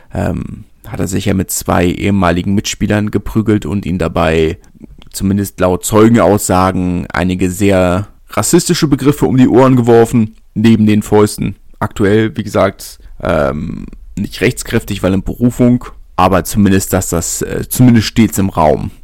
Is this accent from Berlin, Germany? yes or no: yes; Berlin, Germany; ich komme aus Lichterfelder, meine Urgroßeltern kommen schon aus Lichterfelder